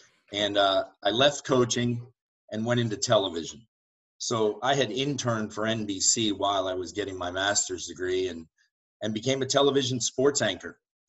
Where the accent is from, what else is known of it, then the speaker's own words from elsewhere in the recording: South Florida, United States; also born or lived in Miami Beach, Florida / Broward County, Florida; my parents moved to Broward County. I was 2 years old. So I grew up in South Florida